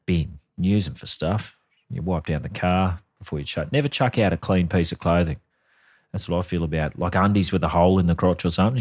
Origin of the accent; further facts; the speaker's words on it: Australia; we're Australian. We're not American.